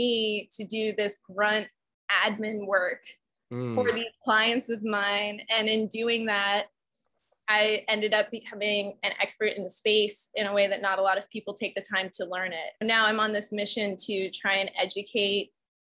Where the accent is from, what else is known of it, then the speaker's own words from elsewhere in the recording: north of Chicago, Illinois, United States; moved away; also born or lived in Austin, Texas; I actually grew up north of Chicago in a suburb up there